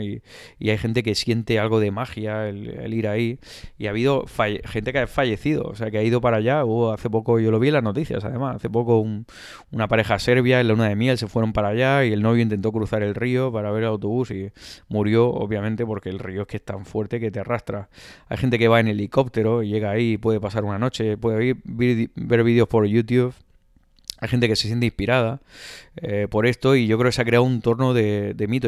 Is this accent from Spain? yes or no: yes; Spain; Decíamos, de España